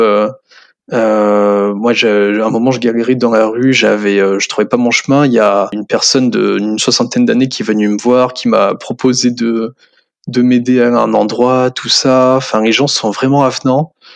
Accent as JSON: {"language": "French", "town": "Limoges", "region": "Nouvelle-Aquitaine", "country": "France", "tie": "born or raised there", "also_born_or_lived": "Corsica / Guelph, Canada / Switzerland", "moved": "as an adult", "said": "je suis originaire de Limoges à la base"}